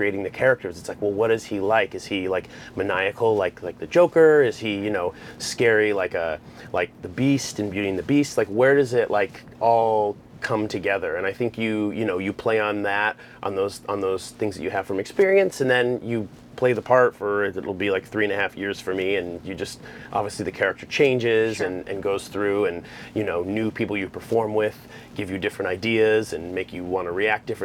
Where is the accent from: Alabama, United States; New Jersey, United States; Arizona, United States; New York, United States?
Arizona, United States; moved away; I'm from Arizona